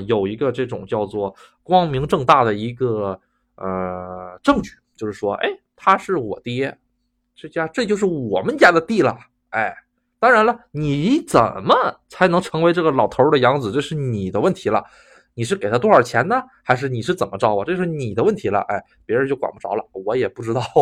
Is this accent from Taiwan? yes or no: no; China; moved away as an adult; also born or lived in Japan; 作为一个中国人，突然间感觉如此的震惊